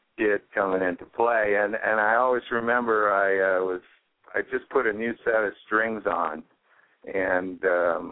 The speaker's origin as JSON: {"language": "English", "town": "Toronto", "region": "Ontario", "country": "Canada", "tie": "born or raised there", "also_born_or_lived": "Ottawa", "said": "I was born in Toronto, I ended up in Ottawa, which is the capital of the country, when I was a teenager, and that's where I started playing"}